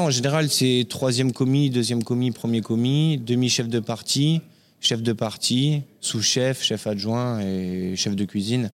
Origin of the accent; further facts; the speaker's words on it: Compiègne, Hauts-de-France, France; also born or lived in La Garenne-Colombes / Courbevoie; now in Paris, France; je suis né en banlieue parisienne à la Garenne-Colombe dans le 92 exactement. J'ai grandi à Courbevoie avec mes parents et la vie a fait que j'ai perdu ma maman à l'âge de 6 ans et mon père qui travaillait dans la région parisienne a décidé de s'installer, de faire un départ euh, en Picardie, à Compiègne